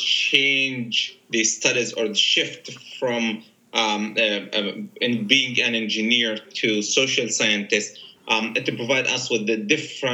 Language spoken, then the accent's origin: English; Gaza, Gaza Strip, Palestine; I was born in Gaza